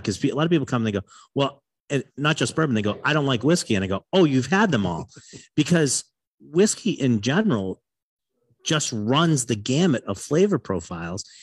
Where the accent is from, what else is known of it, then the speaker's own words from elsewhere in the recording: Massachusetts, United States; I'm a northern boy, and I grew up in Massachusetts